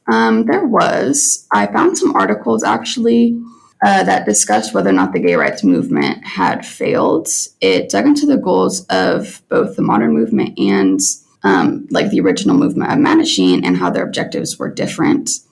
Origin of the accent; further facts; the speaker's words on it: Salina, Kansas, United States; I'm originally from Salina, Kansas.